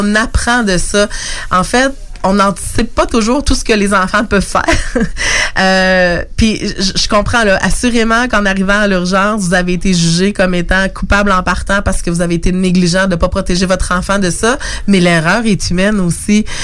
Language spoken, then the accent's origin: French; Lévis, Quebec, Canada; je suis native de Lévis